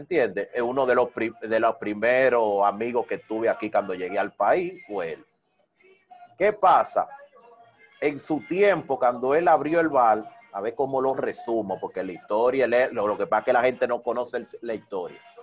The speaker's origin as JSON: {"language": "Spanish", "town": "Santo Domingo Oeste", "region": "Distrito Nacional", "country": "Dominican Republic", "tie": "born or raised there", "moved": "as an adult", "lives_now": "Barcelona, Spain", "said": "me crié, adquirí conocimiento, me hice un hombre en Herrera en Herrera. en Herrera, específicamente las caobas"}